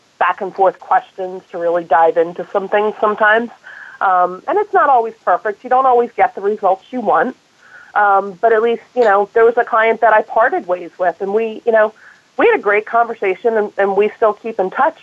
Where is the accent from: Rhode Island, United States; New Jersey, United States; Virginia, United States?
New Jersey, United States; moved away as an adult; also born or lived in London / New York / Hawaii / San Francisco Bay Area; I was born and raised in New Jersey, and now I'm back here